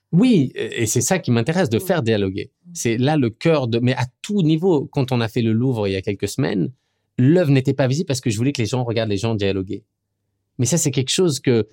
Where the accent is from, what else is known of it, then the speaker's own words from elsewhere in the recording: France; moved away as an adult; now in New York, United States; je suis français